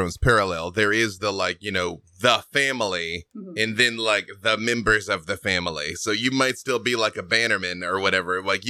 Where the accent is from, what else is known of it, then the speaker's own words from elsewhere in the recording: Arkansas, United States; The hat works for me. I'm from Arkansas.